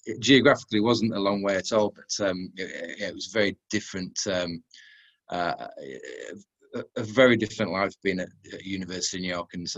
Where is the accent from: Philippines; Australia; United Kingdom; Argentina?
United Kingdom; Castleford, Yorkshire and the Humber; moved away as an adult; I'm originally from Yorkshire, a place near a place called Castleford, which is near Leeds.